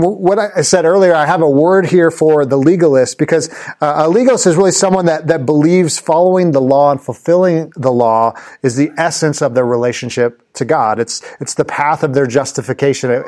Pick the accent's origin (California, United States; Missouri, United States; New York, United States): California, United States; Los Angeles; I used to go to Los Angeles Clippers games when I grew up in Los Angeles with my dad.